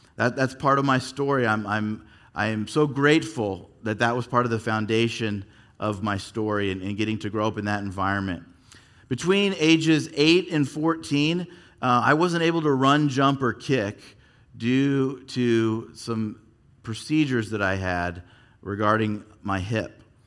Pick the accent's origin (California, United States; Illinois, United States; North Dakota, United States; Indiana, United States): California, United States; Yorba Linda; also born or lived in Fullerton / Anaheim; I actually grew up here in Southern California. I was born in Fullerton, And then, uh, we lived in Anaheim till I was eight. When I was eight, we made the, the big drive up the hill to Yorba Linda.